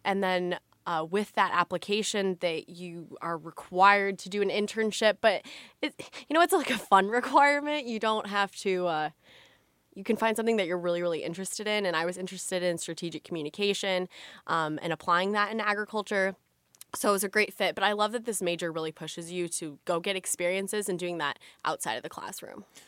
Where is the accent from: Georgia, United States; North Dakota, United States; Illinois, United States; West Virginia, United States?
Illinois, United States; Illinois small town, United States; I am from, uh, Watauga, Illinois. It's a really, really small town